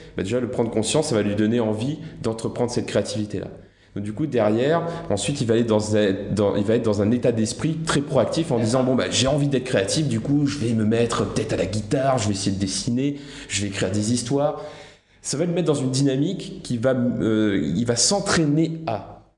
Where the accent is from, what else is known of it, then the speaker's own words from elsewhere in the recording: La Plaine-des-Palmistes, Réunion; moved away; je viens de l'île de la Réunion. Euh, j'ai grandi dans la plus petite commune de l'île de la Réunion, la plaine des palmistes